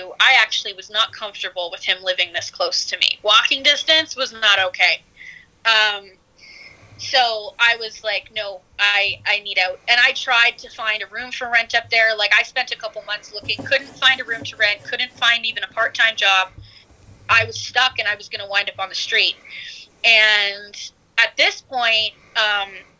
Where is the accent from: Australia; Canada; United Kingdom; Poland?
Canada; moved away as an adult; now in United States; I'm a Canadian